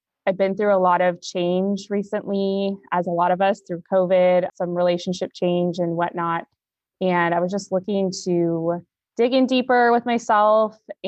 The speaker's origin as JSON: {"language": "English", "region": "Oregon", "country": "United States", "said": "I am from Oregon. I live in Salem, Oregon. I'm a teacher. I'm a single mom."}